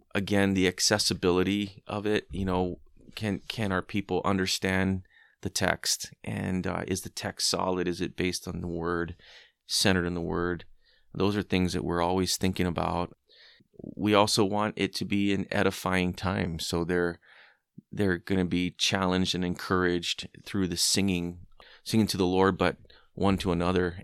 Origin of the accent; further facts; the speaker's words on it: Hawaii, United States; I grew up in Hawaii